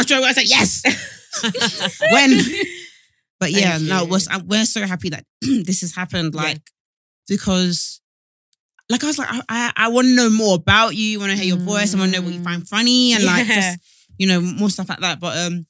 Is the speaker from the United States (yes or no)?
no; Essex, East of England, United Kingdom; I'm from Essex